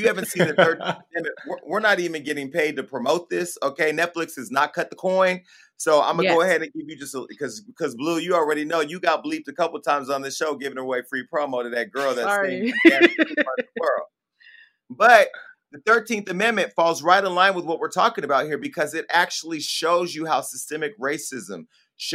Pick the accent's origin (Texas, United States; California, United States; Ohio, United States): California, United States; Stockton; Donte and I are both from a city called Stockton, California